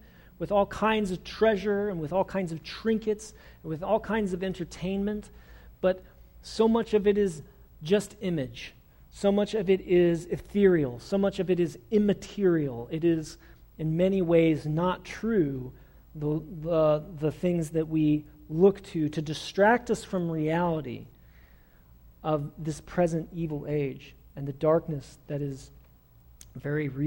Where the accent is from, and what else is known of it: United States; also born or lived in Springfield, Missouri